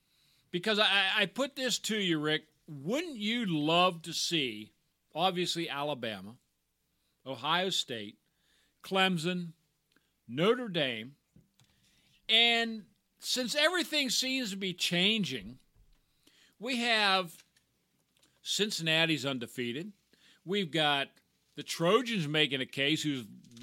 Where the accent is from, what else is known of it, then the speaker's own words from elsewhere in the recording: Ireland; I'm an Irishman.